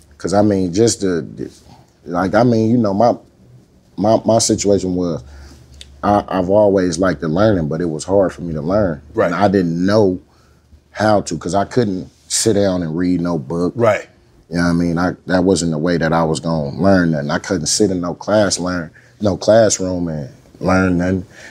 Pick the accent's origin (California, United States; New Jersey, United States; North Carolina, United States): California, United States; Oakland; I'm from Oakland